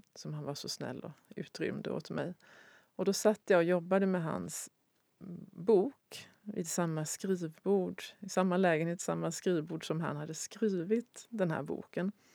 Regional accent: Sweden; jag som svensk

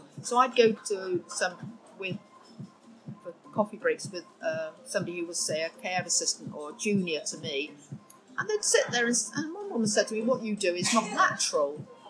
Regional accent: Oxford, South East England, United Kingdom; moved away as an adult; also born or lived in Swansea, Wales; now in London, United Kingdom; And I grew up in Oxford

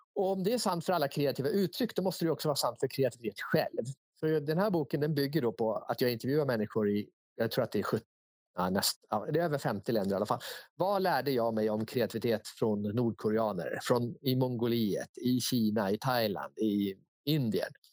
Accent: Sweden

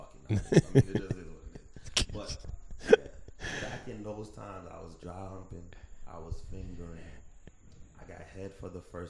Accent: Jamaica; I'm Jamaican. My mom will bust my ass.

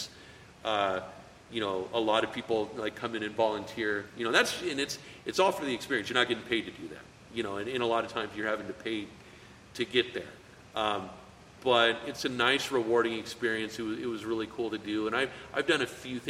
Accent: Greeley, Colorado, United States; we grew up in the same hometown. You know, we're both from Greeley

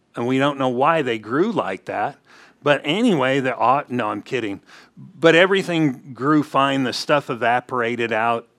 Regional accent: California, United States; growing up in California, we would go to Montana

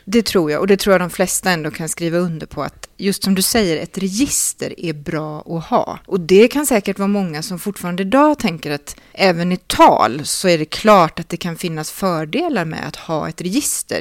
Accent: Gothenburg, Västra Götaland, Sweden; nog hör man som göteborgare på en person om de kommer från Stockholm eller inte

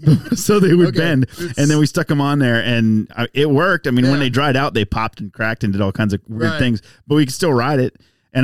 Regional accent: Winona, Texas, United States; I had me a Tyler address, but I was born near Winona. Closer to Winona. North of the interstate. Went to Winona school.

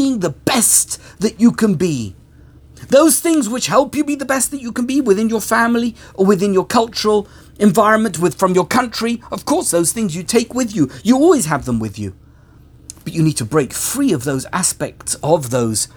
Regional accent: United Kingdom; accent: British; I'm British, I have a British accent, I like British humour

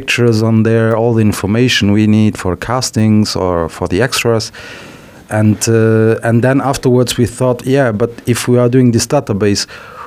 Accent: Luxembourg; also born or lived in Paris, France; I'm Portuguese, but I was born in Luxembourg, so 41 years ago. My parents are both Portuguese. They worked here. They still live here. My father went back to Portugal.

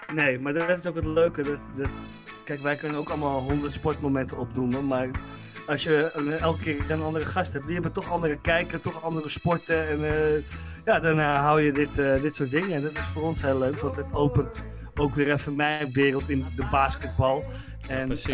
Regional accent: Netherlands; wij als Nederlander

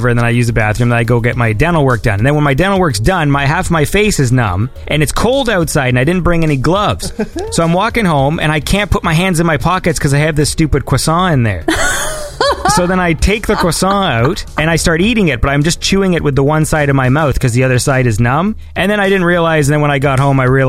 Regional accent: Canada; moved away; I'm Canadian

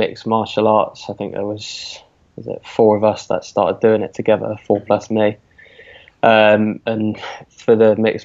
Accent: Weston-super-Mare, South West England, United Kingdom; from the southwest of England, down in Weston, Supermare

